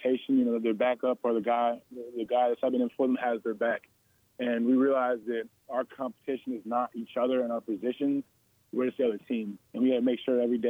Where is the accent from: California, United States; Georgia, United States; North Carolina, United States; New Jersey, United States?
Georgia, United States; I'm from the Georgia area